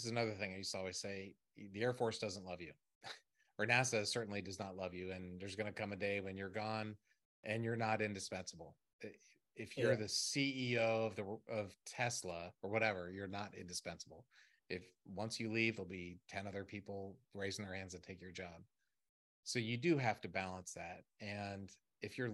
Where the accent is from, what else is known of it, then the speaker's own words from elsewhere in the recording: Maryland, United States; I'm from Maryland